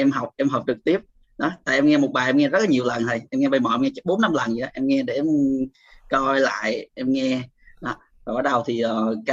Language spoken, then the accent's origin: Vietnamese; Củ Chi, Ho Chi Minh City, Vietnam; em sinh ra và lớn lên ở Củ Chi thầy hiện tại thì em sinh sống ở quận 8 em lên đây lúc sinh viên